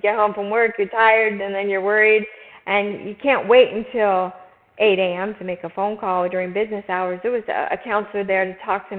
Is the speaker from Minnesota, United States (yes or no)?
yes; Minnesota, United States; moved away as an adult; now in Arizona, United States; So I've lived in Arizona about 20 years and came from Minnesota.